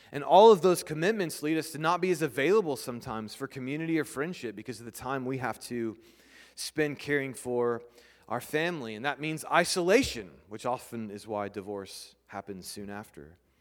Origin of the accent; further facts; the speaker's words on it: United States; We're not British. We're English, or we're American